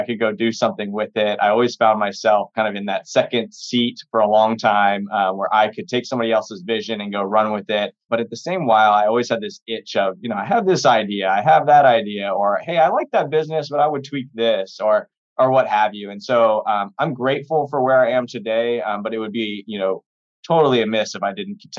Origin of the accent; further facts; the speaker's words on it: Austin, Texas, United States; I was born and raised in Austin, Texas